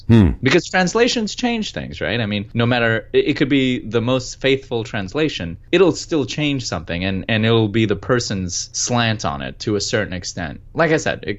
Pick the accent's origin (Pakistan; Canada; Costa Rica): Pakistan; I'm Pakistani, and we speak Urdu in Pakistan